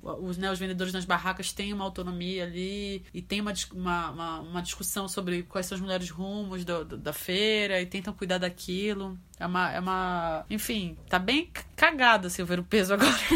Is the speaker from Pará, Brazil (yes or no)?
yes; Pará, Brazil; accent: chiado (northern/Pará accent); essa questão do chiado, do nosso, do nosso sotaque